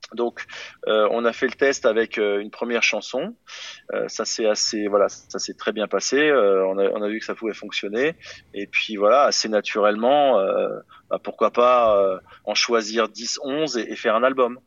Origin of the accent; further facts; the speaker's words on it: France; je suis français